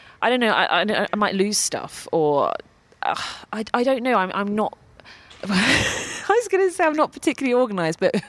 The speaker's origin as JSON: {"language": "English", "country": "United Kingdom", "said": "being British"}